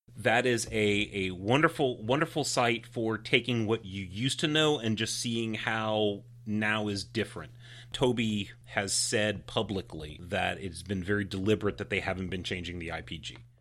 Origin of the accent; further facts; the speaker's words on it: United States; I'm American